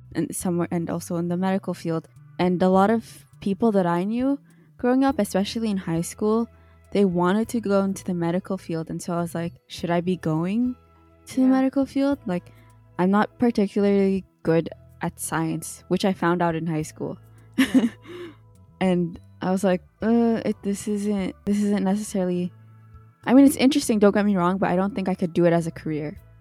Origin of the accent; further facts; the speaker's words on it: Canada; we're from Canada